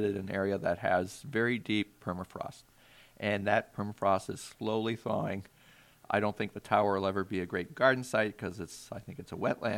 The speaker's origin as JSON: {"language": "English", "region": "Maine", "country": "United States", "tie": "born or raised there", "moved": "yes", "lives_now": "Alaska, United States", "said": "where I grew up in Maine"}